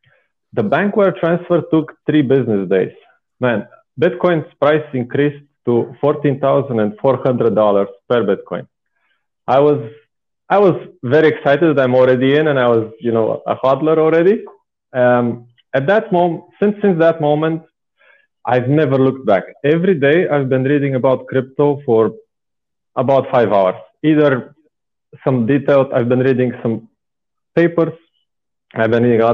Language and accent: English; Bulgaria; English is a second language; moved away as an adult; now in Austria; I'm originally from Bulgaria. I'm 27 years old now. I am living in Austria since about 8 years